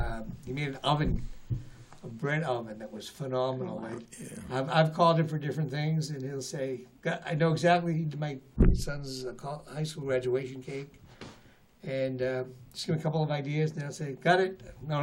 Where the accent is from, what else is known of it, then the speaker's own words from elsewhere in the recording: Avellino, Campania, Italy; I was from Avellino.